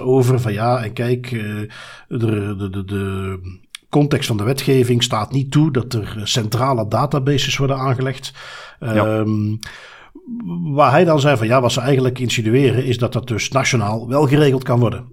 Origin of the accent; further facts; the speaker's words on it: Belgium